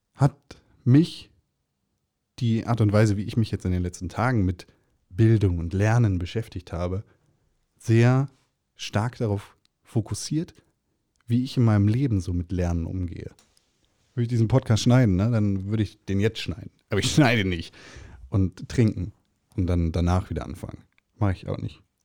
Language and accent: German; Germany; bei uns in Deutschland